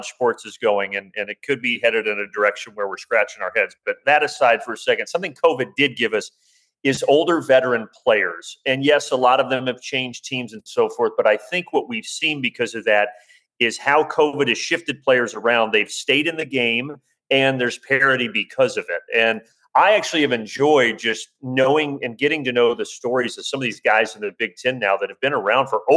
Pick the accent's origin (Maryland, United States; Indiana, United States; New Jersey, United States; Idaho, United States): Indiana, United States; I remember growing up in Indiana in the early 90s